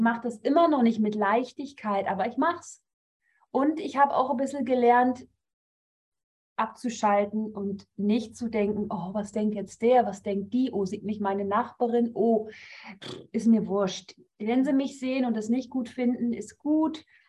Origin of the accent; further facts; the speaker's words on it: Northern Germany, Germany; moved away as an adult; now in Rapperswil-Jona, Switzerland; komme eigentlich aus Norddeutschland, also ich bin keine Schweizerin